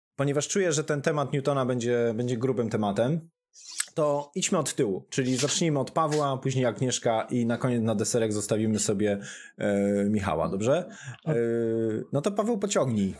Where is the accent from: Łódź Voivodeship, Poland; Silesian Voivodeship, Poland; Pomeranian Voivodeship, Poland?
Silesian Voivodeship, Poland; Gliwice; jestem z Gliwic